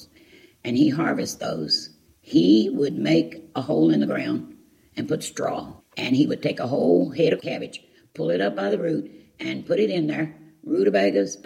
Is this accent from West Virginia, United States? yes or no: yes; Scarborough, West Virginia, United States; I was born right here in Fayette County at a little place, Scarborough, West Virginia